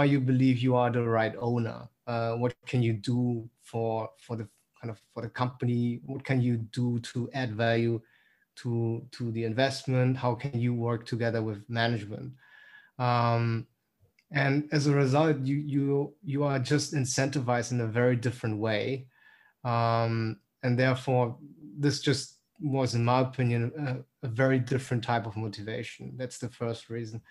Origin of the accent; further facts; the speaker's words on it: Berlin, Germany; moved away as an adult; also born or lived in St. Gallen, Switzerland / Los Angeles, United States; now in London, United Kingdom; I'm originally from Berlin, but have the pleasure to work in London.